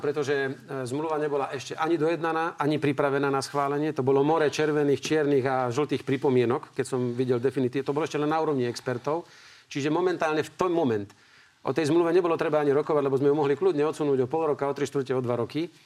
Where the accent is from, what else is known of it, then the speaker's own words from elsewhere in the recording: Slovakia; ja som Slovák